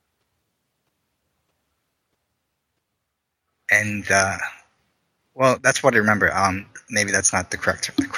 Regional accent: South Korea; moved away; South Korea. I was born in South Korea.

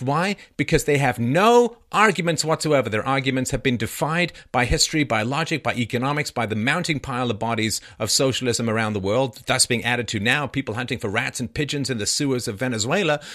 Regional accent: England, United Kingdom; moved away; when I grew up in England

